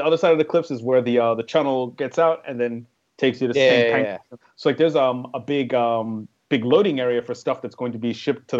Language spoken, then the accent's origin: English; New York, United States; I'm from New York. Like, I grew up during the golden age of hip-hop.